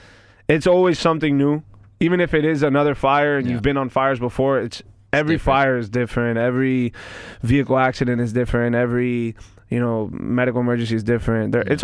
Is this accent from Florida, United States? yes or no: yes; Miami, Florida, United States; Kendall, born and raised, Miami